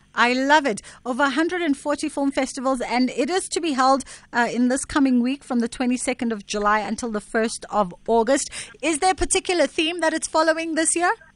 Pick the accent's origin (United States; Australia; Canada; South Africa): South Africa; Durban, KwaZulu-Natal; born or raised there